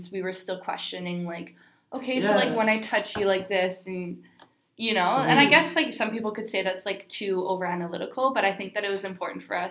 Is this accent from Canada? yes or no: yes; Winnipeg, Manitoba, Canada; now in Toronto, Canada; I am from Winnipeg.